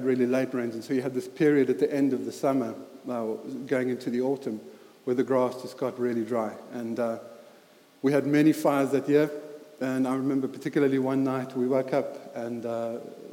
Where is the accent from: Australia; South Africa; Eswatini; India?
South Africa; Highveld; moved away; as you can hear from my accent, I grew up in South Africa